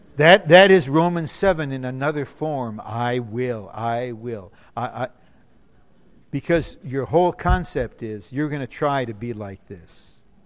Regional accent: Detroit, Michigan, United States; I'm blue collar. I'm from Motown. Okay, I'm from Motown. I'm from Motor City

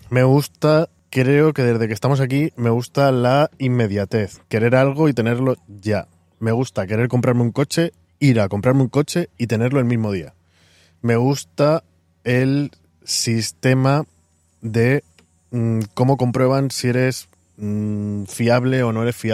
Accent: Spain; now in New York, United States; al decirle mm, de dónde soy, de España, y dónde vivís, bueno, le he dicho, llevamos tres años viviendo aquí en Nueva York.

